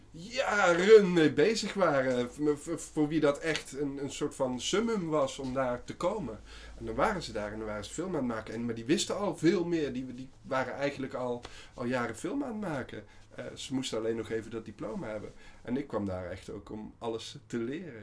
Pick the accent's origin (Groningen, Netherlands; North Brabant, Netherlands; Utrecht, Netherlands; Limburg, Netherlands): North Brabant, Netherlands; Waalwijk; moved away as an adult; also born or lived in Amsterdam; wij komen allebei uit Waalwijk oorspronkelijk. En ehm, wij zaten bij elkaar op school.